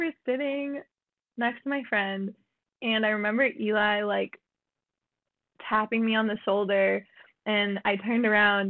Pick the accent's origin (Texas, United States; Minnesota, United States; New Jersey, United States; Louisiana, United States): Minnesota, United States; So I am from Minnesota. I grew up in a suburb of the Twin Cities